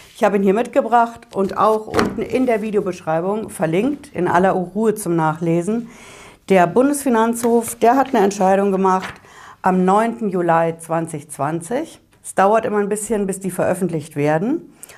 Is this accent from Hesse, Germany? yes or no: yes; Hesse, Germany; bei uns in Hessen